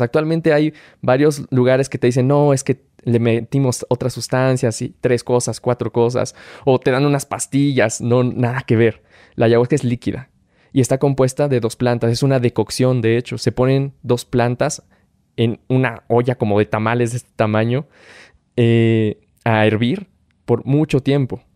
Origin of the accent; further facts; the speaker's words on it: Tula de Allende, Hidalgo, Mexico; soy originario de Tula Hidalgo